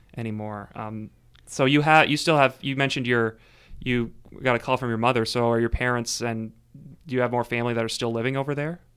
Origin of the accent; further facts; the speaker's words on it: Sydney, Nova Scotia, Canada; in my hometown of Sydney